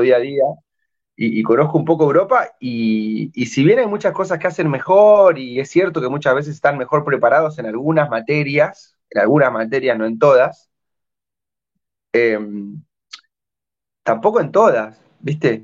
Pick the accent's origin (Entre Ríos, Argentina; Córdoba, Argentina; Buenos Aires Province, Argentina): Entre Ríos, Argentina; Gualeguaychú; moved away as an adult; now in Peru; Yo que venía de un pueblito de 100.000 habitantes